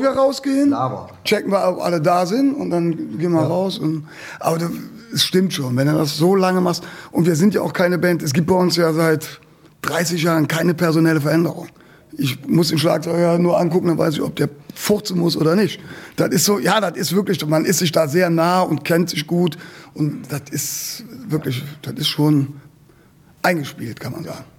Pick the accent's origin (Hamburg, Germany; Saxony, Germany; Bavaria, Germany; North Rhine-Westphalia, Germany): North Rhine-Westphalia, Germany; Cologne; bei uns in Köln-Nippes